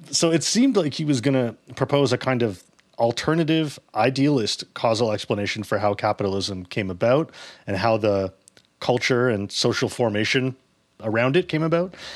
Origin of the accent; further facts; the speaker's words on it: Toronto, Ontario, Canada; I grew up in Toronto